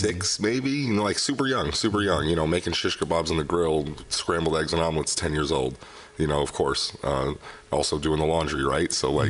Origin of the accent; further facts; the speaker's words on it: Miami, Florida, United States; also born or lived in Wellington, Florida; Miami. I come from. I'm a native Floridian.